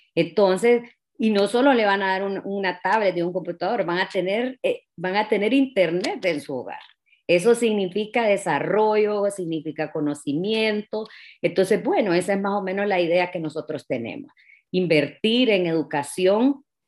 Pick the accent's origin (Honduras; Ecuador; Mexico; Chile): Honduras; Tegucigalpa, Francisco Morazán; yo nací aquí en Tegucigalpa, me gradué en una escuela bilingüe